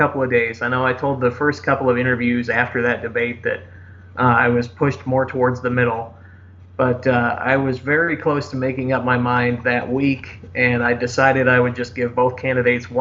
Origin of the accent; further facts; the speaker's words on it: near St. Louis, Missouri, United States; St. Louis, Missouri, which is very close to my hometown